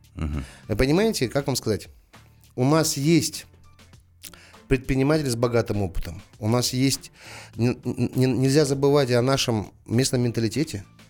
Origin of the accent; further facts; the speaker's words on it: Almaty, Kazakhstan; Я родился в Алматы, живу в Алматы, никуда не собираюсь отсюда уезжать